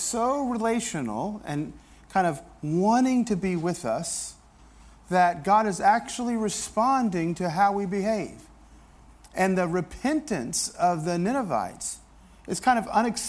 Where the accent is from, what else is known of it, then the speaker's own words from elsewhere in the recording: the South, United States; I grew up in the South